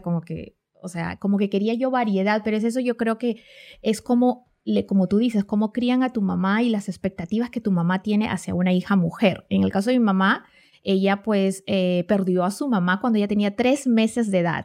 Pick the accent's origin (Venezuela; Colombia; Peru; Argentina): Peru; moved away; yo soy de Perú, vengo de América